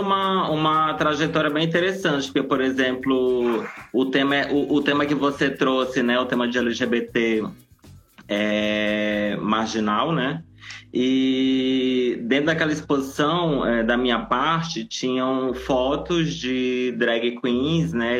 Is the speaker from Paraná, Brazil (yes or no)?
no; Nova Iguaçu, Rio de Janeiro, Brazil; moved away; also born or lived in São Paulo; Eu, eu, eu nasci e vivi é, boa parte, uma, uma boa parte da minha infância em Nova Iguaçu, na Baixada Fluminense